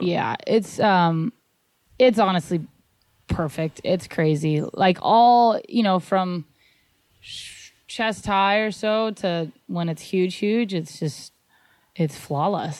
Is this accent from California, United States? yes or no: yes; Santa Barbara, California, United States; I grew up in Santa Barbara, so I grew up surfing Rincon all the time